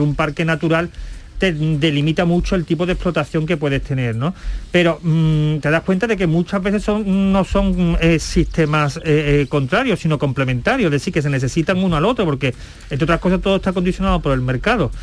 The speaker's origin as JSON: {"language": "Spanish", "town": "La Algaba", "region": "Andalusia", "country": "Spain", "said": "yo sabéis que soy de pueblo, mi hábitat siempre ha sido cabra, porque en mi pueblo había muchas cabras"}